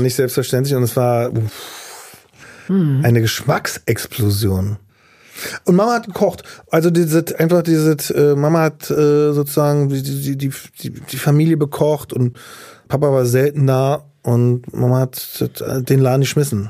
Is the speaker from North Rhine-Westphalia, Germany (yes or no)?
no; Berlin, Germany; also born or lived in Güstrow; Berlin Mitte, äh, die Tiekstraße, da bin ich aufgewachsen, Ostberlin